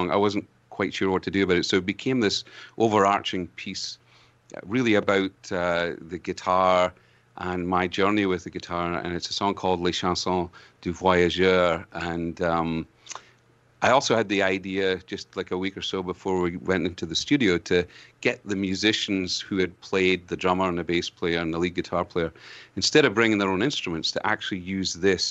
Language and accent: English; Scotland, United Kingdom; accent: Scottish brogue; also born or lived in Ontario, Canada; now in Canada; as a Scotsman